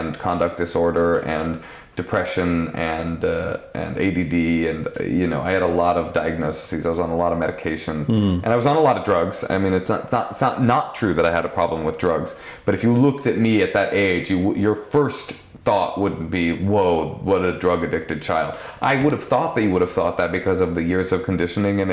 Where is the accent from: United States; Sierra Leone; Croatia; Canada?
United States; Oakland, California; now in Los Angeles, United States; I grew up with her in Oakland